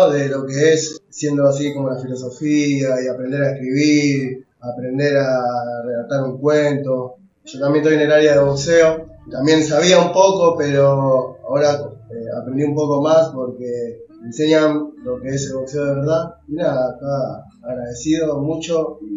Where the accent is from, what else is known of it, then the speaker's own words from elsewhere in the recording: Avellaneda, Buenos Aires Province, Argentina; soy de Avellaneda y bueno, soy nuevo acá en este pabellón, 4 de la unidad 23 de Florencia Varela